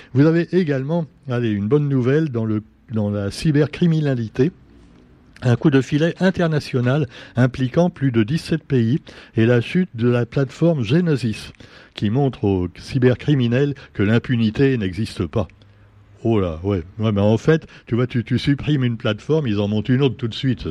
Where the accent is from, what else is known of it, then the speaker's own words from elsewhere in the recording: Réunion; chez nous à La Réunion